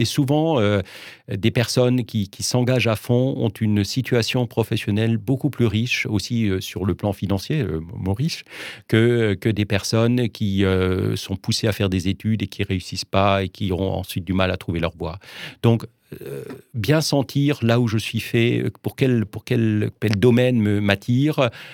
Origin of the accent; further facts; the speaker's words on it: Geudertheim, Grand Est, France; je suis né à Geudertheim